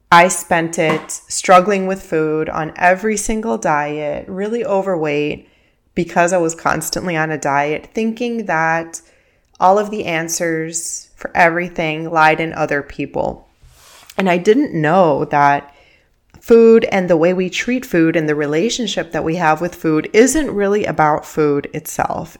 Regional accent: Miami, Florida, United States; first language Spanish; English is a second language; I grew up in Miami, and I'm living in Miami right now

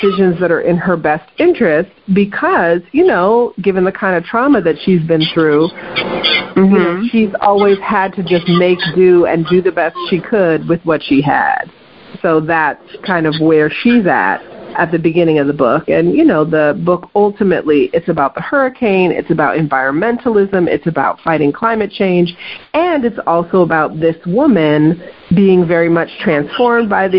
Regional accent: Oakland, California, United States; also born or lived in Los Angeles, California; I was born in Los Angeles, and then came up to the Bay Area really before elementary school. So I did all my elementary school years here in the Oakland Bay Area

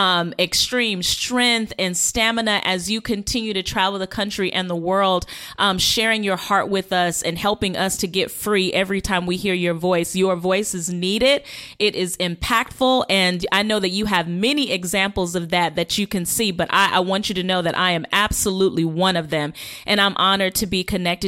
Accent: Las Vegas, Nevada, United States; I'm born and raised from Vegas.

